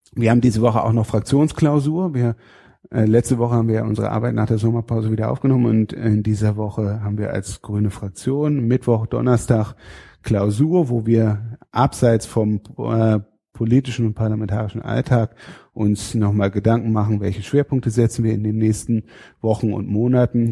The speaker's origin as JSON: {"language": "German", "town": "Fehmarn", "region": "Schleswig-Holstein", "country": "Germany", "tie": "born or raised there", "also_born_or_lived": "Rhineland-Palatinate", "moved": "yes", "said": "Ich komme aus Schleswig-Holstein, aus äh, von der Insel Fehmarn"}